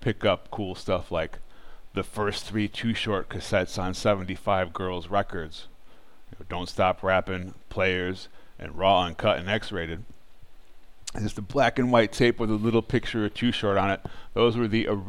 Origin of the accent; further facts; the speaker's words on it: Bay Area, California, United States; we grew up in the Bay Area